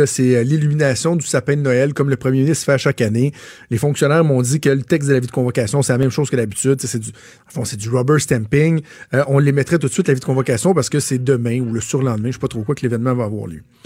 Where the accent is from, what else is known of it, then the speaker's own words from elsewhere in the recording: Quebec, Canada; Je suis d'abord avant tout québécois. Je suis canadien aussi. Je suis fier d'être québécois.